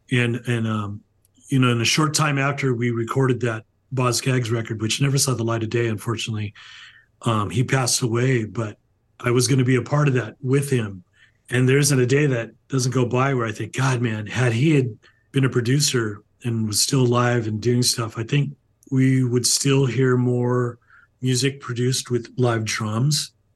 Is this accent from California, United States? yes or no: yes; California, United States; I grew up in California, still here